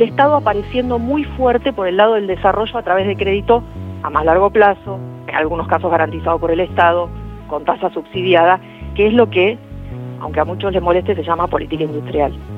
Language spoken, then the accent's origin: Spanish; Argentina